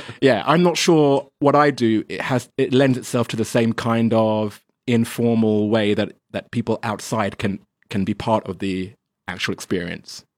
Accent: England, United Kingdom; now in China; I'm English

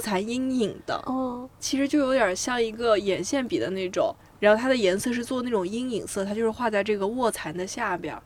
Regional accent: China; 我们中国人

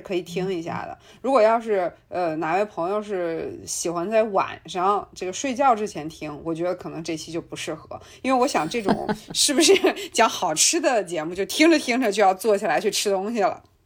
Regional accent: China; 我们中国人吃的辣跟外国人吃的辣完全不是一回事儿

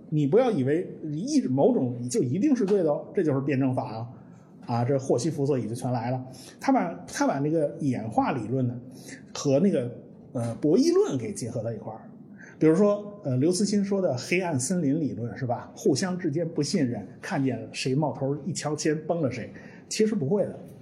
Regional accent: China; 我们中国人都懂

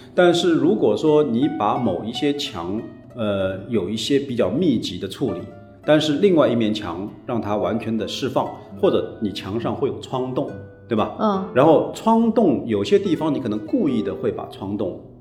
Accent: Shanghai, China; 小时候在上海的市区生活

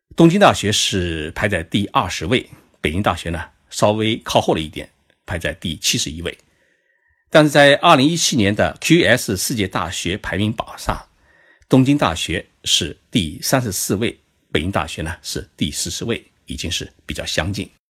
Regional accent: China; now in Tokyo, Japan; 在东京给各位讲述日本故事。 在我们中国人的心目当中

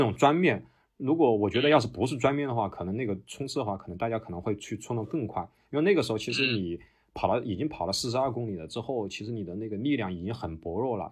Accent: Wuhan, Hubei, China; now in Australia; 因为我是武汉人

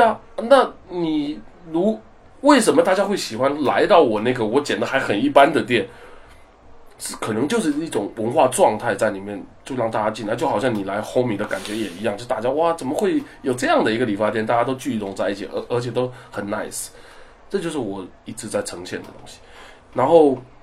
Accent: China; 我们是来自中国的Barber

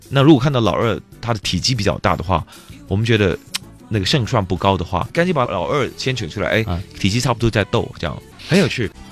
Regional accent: Malaysia; moved away; 我上次回到马来西亚的时候

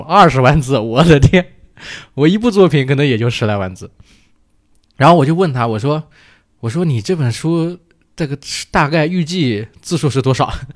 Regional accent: Hefei, Anhui, China; 我是合肥人

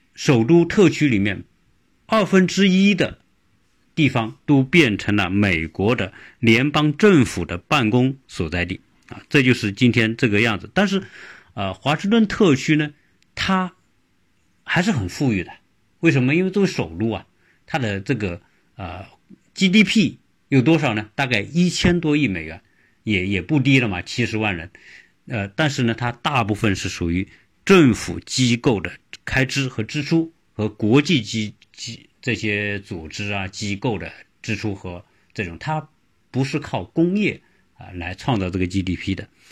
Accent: China; 我们中国人如果规划，他一定是坐北朝南啊

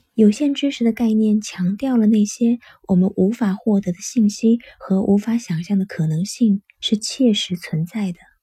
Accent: China; 我们中国人

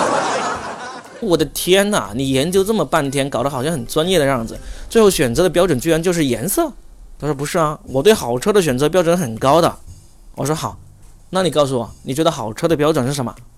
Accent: Shenzhen, Guangdong, China; moved away; also born or lived in Shanghai; 我是深圳人，但我在上海

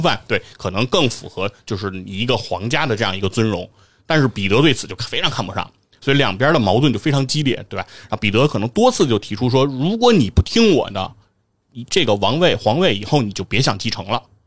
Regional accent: Beijing, China; 我作为北京人

